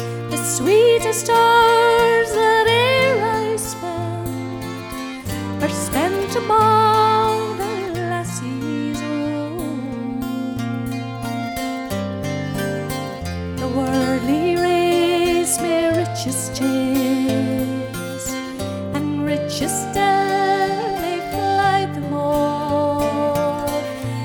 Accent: Donegal, Ulster, Ireland; we are from Donegal, very like this area, loads of mountains

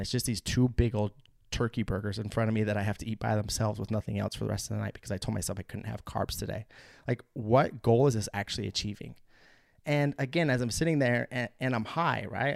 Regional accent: United States; Salt Lake City, which was just a couple hours south of my hometown and on the Idaho-Utah border

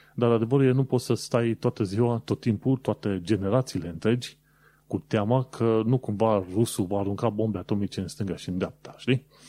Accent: Romania; noi, ca români

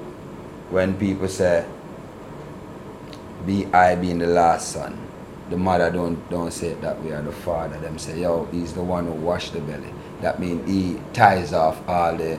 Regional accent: Saint Mary, Jamaica; accent: patois; now in Kingston, Jamaica; I was born in St. Mary

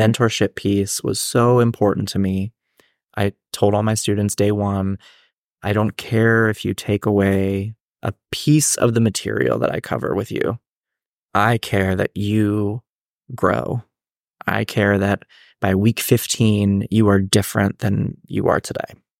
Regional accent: Hannastown, Pennsylvania, United States; also born or lived in Japan; I grew up in this small town called Hannahstown, Pennsylvania.

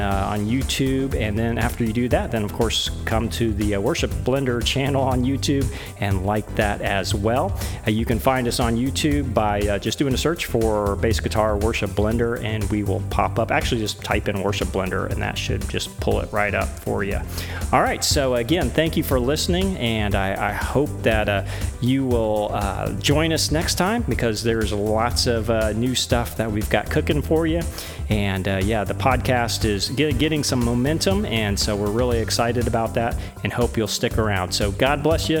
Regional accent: United States; I'm American.

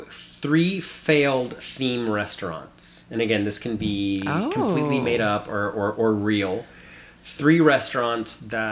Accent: Texas, United States; I grew up in Texas

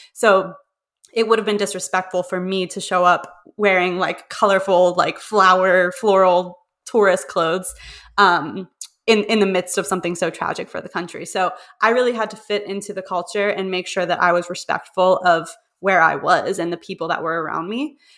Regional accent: Pittsburgh, Pennsylvania, United States; also born or lived in Prague; I'm from Pittsburgh

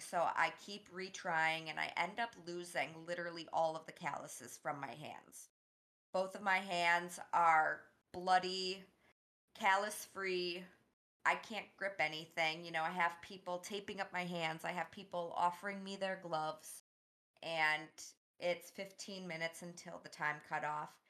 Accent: Boston, Massachusetts, United States; I'm from Boston. I'm not from the Midwest

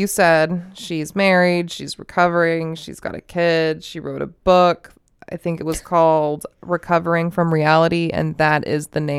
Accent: Las Vegas, Nevada, United States; And when I was growing up, I grew up in Vegas, blah, blah, blah, blah, blah.

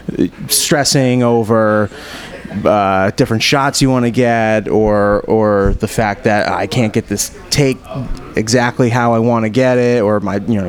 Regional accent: Rhode Island, United States; growing up in Rhode Island

